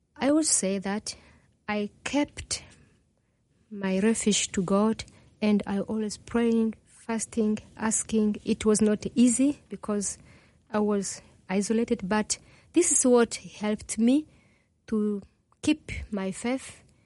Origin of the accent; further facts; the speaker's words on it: DR Congo; first language Kinyarwanda; English is a second language; moved away; also born or lived in Burundi / Rwanda; I was born in Burundi, grew up in Congo.